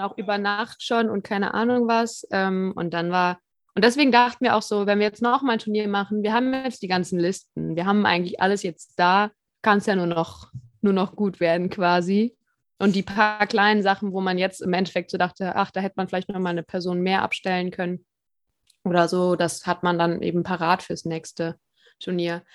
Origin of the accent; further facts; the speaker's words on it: Cologne, North Rhine-Westphalia, Germany; Ich als Kölnerin